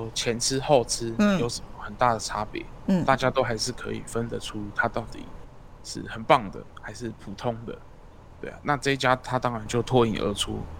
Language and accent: Chinese; Kaohsiung, Taiwan; 因为毕竟我是高雄人啊。